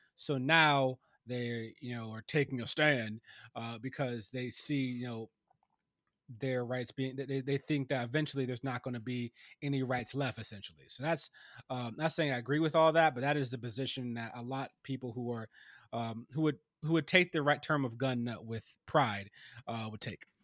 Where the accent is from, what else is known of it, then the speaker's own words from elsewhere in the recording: Ohio, United States; my home state of Ohio, actually, my home state